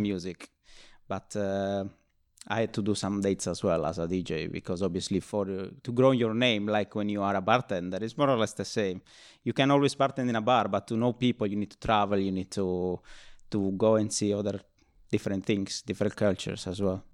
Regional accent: Nuoro, Sardinia, Italy; also born or lived in Rome; now in London, United Kingdom; born in Rome and, uh, grew up in, uh, Sardinia, in Nuoro, which is like a very small town

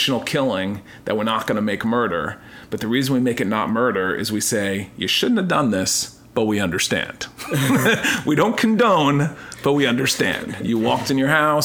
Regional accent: United States; Americans, I think, just by nature, we love theater and movies and drama

